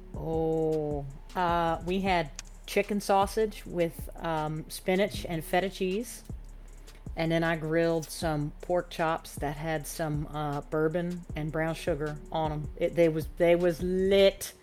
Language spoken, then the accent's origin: English; Gainesville, Florida, United States; I was actually born and raised in Florida